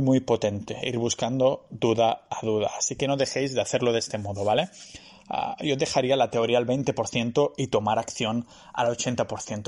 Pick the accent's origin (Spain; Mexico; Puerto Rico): Spain; Catalonia; soy catalán